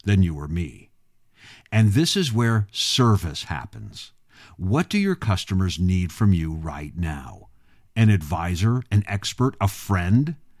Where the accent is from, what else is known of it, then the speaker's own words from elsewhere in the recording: Illinois, United States; my home state of Illinois